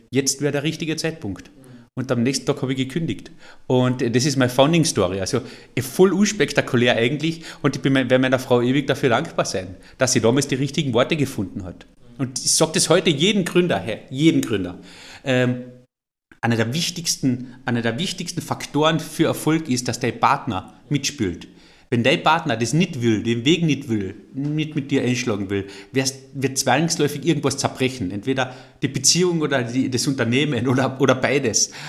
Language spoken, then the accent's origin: German; Carinthia, Austria; Und an dem müssen wir arbeiten als Kärntner.